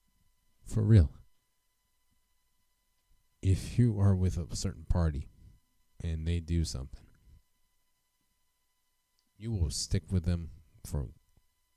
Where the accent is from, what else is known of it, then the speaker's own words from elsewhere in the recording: United States; as an American citizen